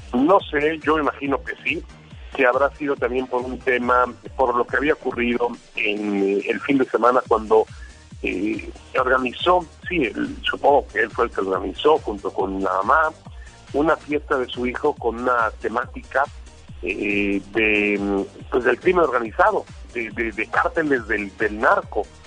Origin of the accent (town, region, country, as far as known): Mexico